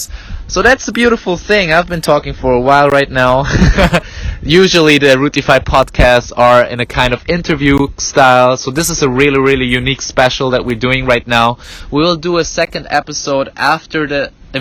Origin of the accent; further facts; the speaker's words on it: Gießen, Hesse, Germany; English is a second language; came back to my hometown in Gießen. I tell you, it's a small city next to Frankfurt